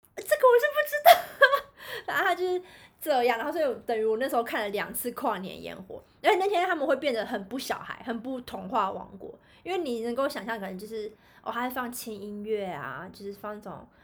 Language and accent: Chinese; Kaohsiung, Taiwan; 因为我们是高雄人